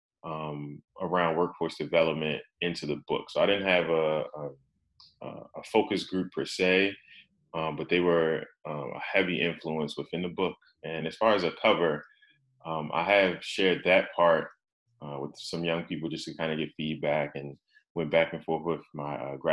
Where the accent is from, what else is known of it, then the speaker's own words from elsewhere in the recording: Baltimore, Maryland, United States; my hometown of Baltimore